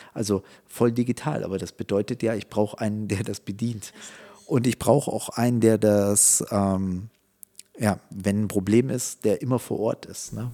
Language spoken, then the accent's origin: German; Munich, Bavaria, Germany; ich bin in München aufgewachsen